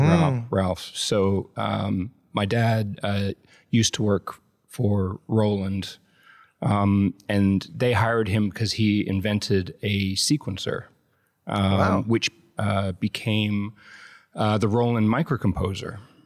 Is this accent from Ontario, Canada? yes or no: no; Vancouver, British Columbia, Canada; In Vancouver, Canada.